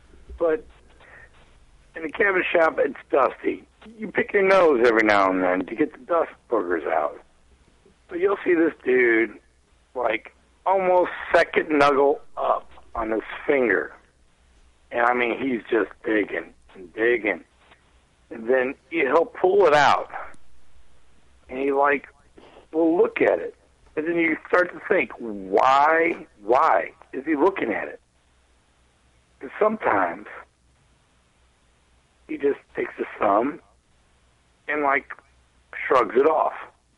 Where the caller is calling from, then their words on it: St. Louis, Missouri, United States; I'm from the St. Louis, Missouri area.